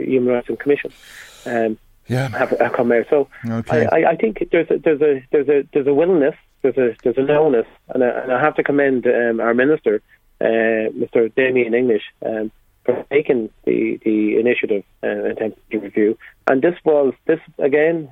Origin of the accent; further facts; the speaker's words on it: Kells, County Meath, Ireland; I'm from Kells